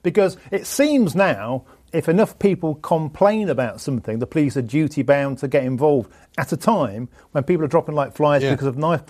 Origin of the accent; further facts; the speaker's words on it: Nottingham, East Midlands, United Kingdom; I'm from Nottingham